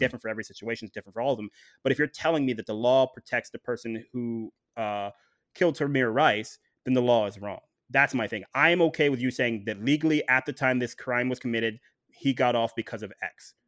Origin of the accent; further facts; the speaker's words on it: Ohio, United States; moved away; I'm from Ohio originally